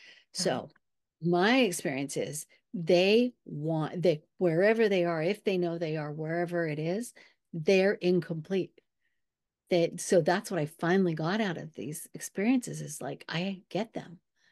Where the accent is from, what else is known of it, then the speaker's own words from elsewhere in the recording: California, United States; I grew up in Southern California after years old.